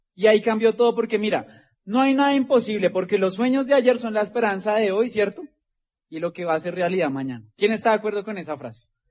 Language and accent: Spanish; Bogotá, Colombia; de acá venimos nosotros de Ciudad Bolívar, como le digo, de ahí llegaron mis abuelos cuando llegaron del campo. Ahí se conocieron mis papás.